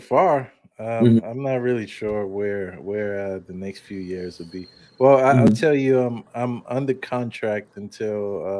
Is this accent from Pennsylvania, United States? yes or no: no; Brooklyn, New York, United States; now in Chicago, United States; I'm from Brooklyn, New York, man.